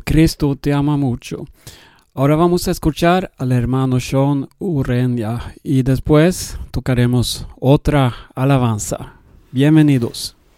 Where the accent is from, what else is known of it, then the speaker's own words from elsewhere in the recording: Sweden; Spanish is a second language; yo soy sueco y hablo un poco español